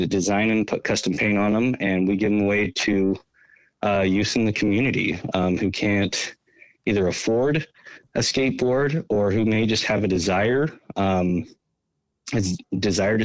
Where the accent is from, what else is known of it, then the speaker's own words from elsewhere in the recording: South Jordan, Utah, United States; moved away as an adult; also born or lived in Rio de Janeiro, Brazil; now in Portland, United States; I'm originally from Utah. I grew up in South Jordan City, Utah